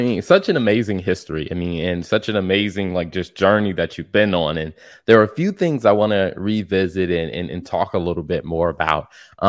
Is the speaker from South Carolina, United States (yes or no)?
yes; South Carolina, United States; now in North Carolina, United States; because I'm in North Carolina and like I grew up in South Carolina.